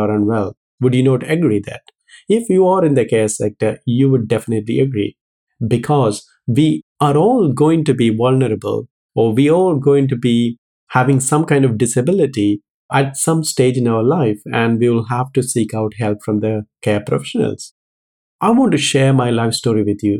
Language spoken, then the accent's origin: English; Kerala, India; moved away as an adult; now in United Kingdom; I was born in South India in a place called Kerala.